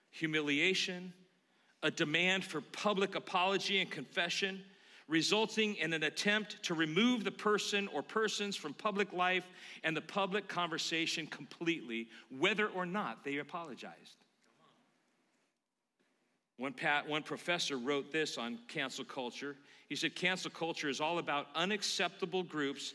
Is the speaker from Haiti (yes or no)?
no; Concord, California, United States; I grew up in Concord, California.